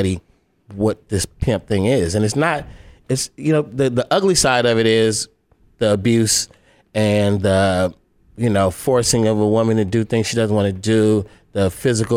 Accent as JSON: {"language": "English", "town": "Oakland", "region": "California", "country": "United States", "said": "I'm from Oakland"}